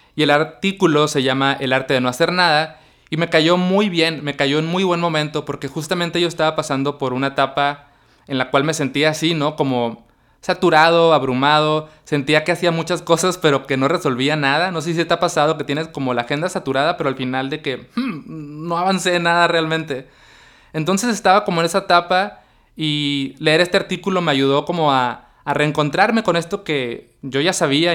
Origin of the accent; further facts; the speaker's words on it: Mexicali, Baja California, Mexico; also born or lived in Tijuana; yo decidí regresar a Mexicali, que es mi ciudad natal